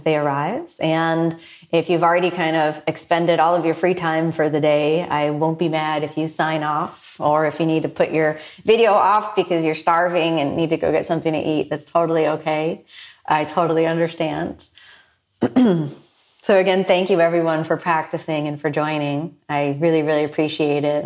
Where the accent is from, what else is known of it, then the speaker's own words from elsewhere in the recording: United States; born in the U.S., I'm part Japanese, and my dad is from Ohio, but, you know, his parents were born in Scotland